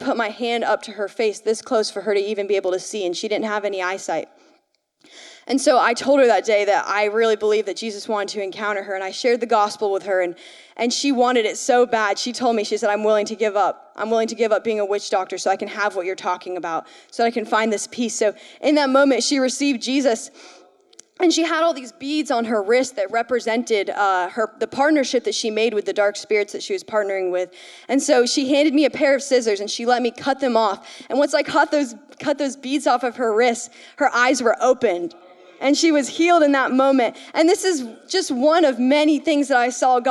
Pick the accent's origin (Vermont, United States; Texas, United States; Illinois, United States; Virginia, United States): Vermont, United States; I'm from Vermont.